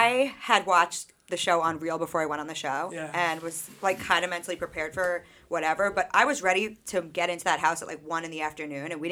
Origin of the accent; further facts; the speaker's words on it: Sachem, Long Island, New York, United States; growing up in Sachem, like, I was a peer mediator always